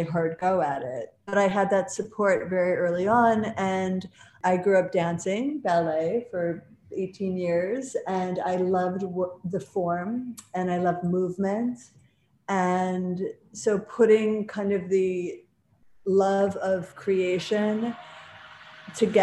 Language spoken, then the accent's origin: English; Buffalo, New York, United States; now in Manhattan, United States; I'm from Buffalo